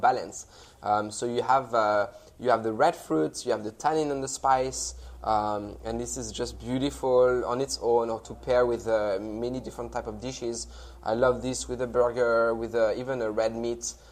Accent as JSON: {"language": "English", "country": "France", "tie": "born or raised there", "moved": "yes", "said": "I was raised in the Loire Valley"}